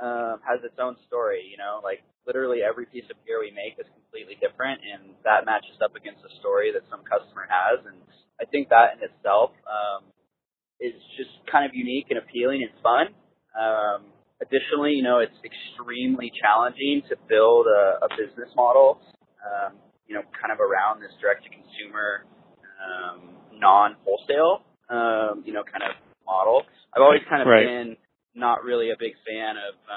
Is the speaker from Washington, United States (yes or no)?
yes; Washington, United States; I grew up skiing here in Washington.